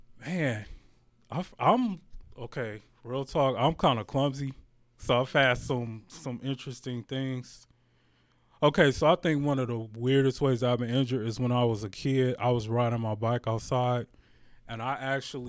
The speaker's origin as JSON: {"language": "English", "town": "Detroit", "region": "Michigan", "country": "United States", "tie": "born or raised there", "said": "I'm born and raised in Detroit, Michigan, so definitely homegrown"}